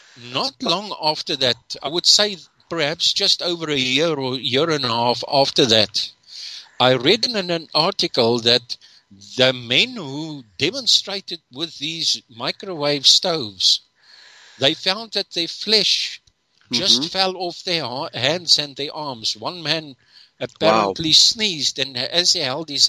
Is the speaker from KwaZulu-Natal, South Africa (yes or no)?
yes; Durban, KwaZulu-Natal, South Africa; I grew up in Durban.